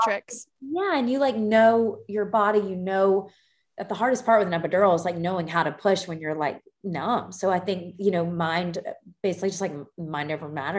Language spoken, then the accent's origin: English; Greenville, South Carolina, United States; also born or lived in Columbia, South Carolina; I grew up in Greenville